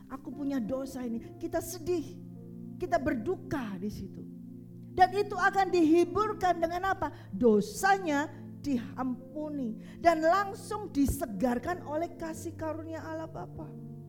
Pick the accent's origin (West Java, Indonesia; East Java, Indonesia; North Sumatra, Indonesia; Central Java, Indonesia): East Java, Indonesia; Surabaya; accent: Surabaya; Saya ini orang Surabaya. Kalau suruh ngomong seperti orang Solo, orang Jawa Tengah nggak bisa. Orang Surabaya ngomongnya bang bang bang bang kasar seperti itu. Ya bahasa saya itu bahasa Surabaya seperti itu.